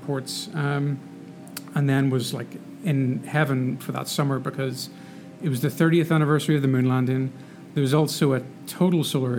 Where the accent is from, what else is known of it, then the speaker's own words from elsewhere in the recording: Northern Ireland, United Kingdom; moved away as an adult; So I'm from there. And lived there for the first 18 years of my life.